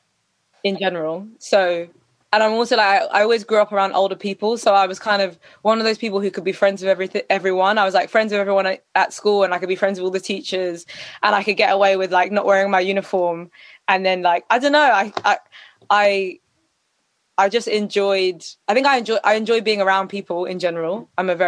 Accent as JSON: {"language": "English", "region": "London", "country": "United Kingdom", "tie": "born or raised there", "said": "That's where I was at school and everything"}